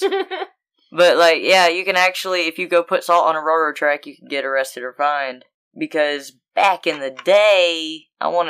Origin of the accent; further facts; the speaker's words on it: Florida, United States; moved away; I was born in Florida. I spent several years in Florida